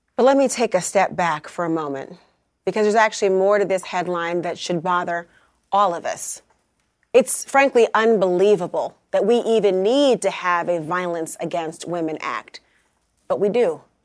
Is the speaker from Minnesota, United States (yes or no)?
yes; Minnesota, United States; my home state of Minnesota